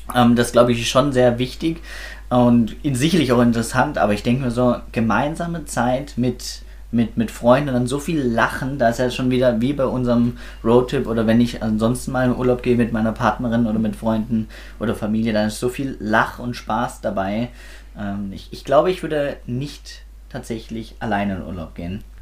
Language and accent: German; Swabia, Germany; da bin ich Schwabe